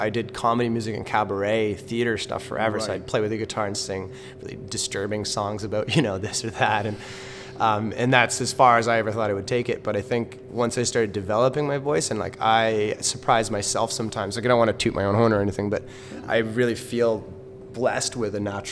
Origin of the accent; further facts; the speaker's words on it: Vancouver, British Columbia, Canada; I was born in Vancouver.